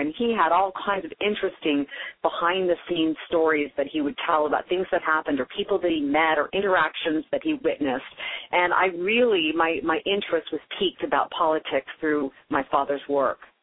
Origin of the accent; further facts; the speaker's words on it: Carmichael, California, United States; also born or lived in Oakland, California / Denver, Colorado; I grew up in Carmichael, right near like Mercy San Juan Hospital. Um, I was originally born in Oakland, so I am a California girl, born in Oakland